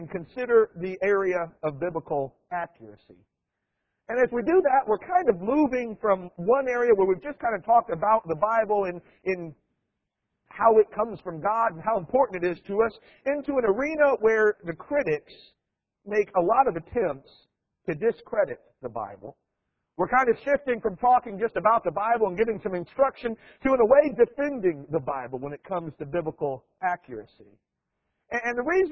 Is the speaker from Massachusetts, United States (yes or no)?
no; Iowa, United States; moved away; I grew up in Iowa